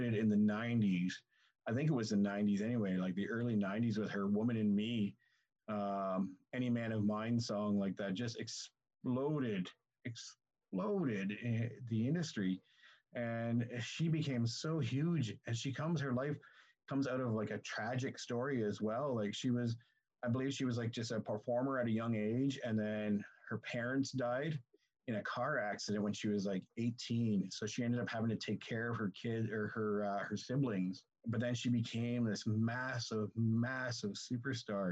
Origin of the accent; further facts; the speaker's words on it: Canada